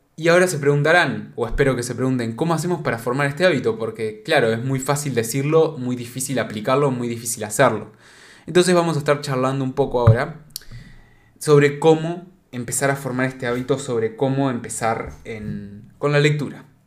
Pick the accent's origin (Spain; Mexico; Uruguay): Uruguay; No soy de España, por las dudas soy de Uruguay